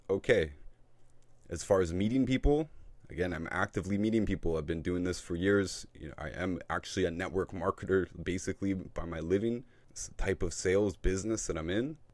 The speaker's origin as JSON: {"language": "English", "country": "Canada", "said": "I'm from Canada"}